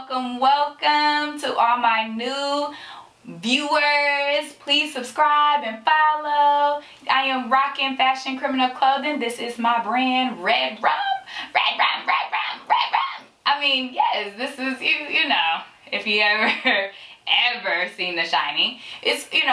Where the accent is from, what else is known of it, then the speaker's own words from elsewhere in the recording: San Francisco, California, United States; now in Sacramento, United States; I am from San Francisco, born and raised